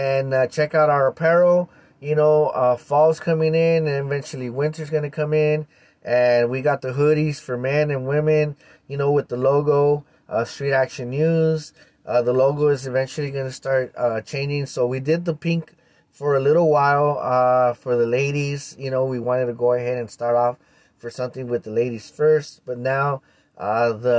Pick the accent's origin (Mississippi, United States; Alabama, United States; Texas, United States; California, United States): California, United States; East Los Angeles; I was born and raised in East Los Angeles.